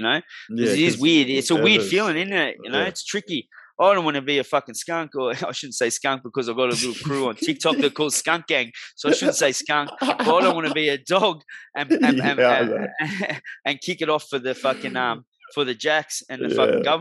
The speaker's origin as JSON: {"language": "English", "town": "Melbourne", "region": "Victoria", "country": "Australia", "also_born_or_lived": "Melton, Victoria", "said": "I'm from Melbourne too"}